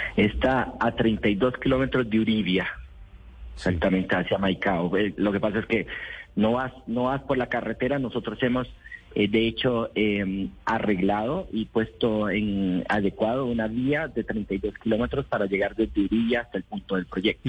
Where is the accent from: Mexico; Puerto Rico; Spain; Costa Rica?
Costa Rica; yo soy de Costa Rica.